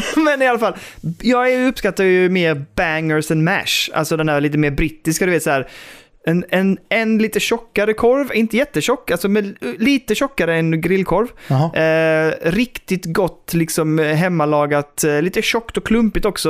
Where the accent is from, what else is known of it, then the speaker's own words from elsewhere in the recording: Västra Karup, Skåne, Sweden; min uppväxt där ute på landet liksom i Västra Karup